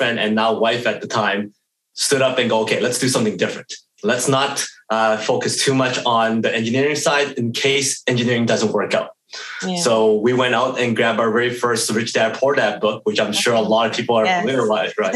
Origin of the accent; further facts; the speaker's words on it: Edmonton, Alberta, Canada; born and raised in Edmonton, Alberta, Canada